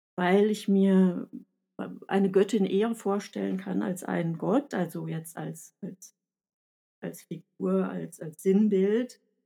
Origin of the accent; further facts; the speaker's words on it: Sauerland, North Rhine-Westphalia, Germany; accent: Sauerland; ich spreche mit sauerländischem Akzent